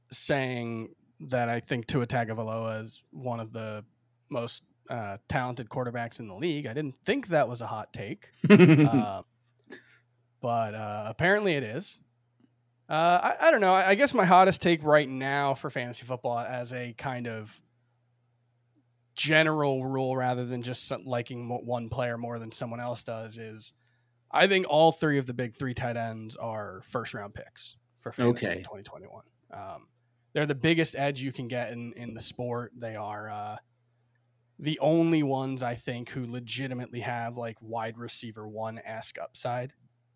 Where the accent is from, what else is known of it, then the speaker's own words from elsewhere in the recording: Miami, Florida, United States; moved away as an adult; now in New York, United States; Like I grew up in Miami, spent 31 years there before I moved to New York a year and a half, almost 2 years ago now.